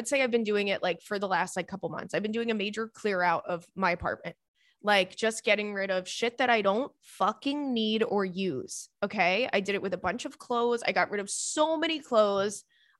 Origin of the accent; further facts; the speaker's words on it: Australia; As always … I'm from Australia.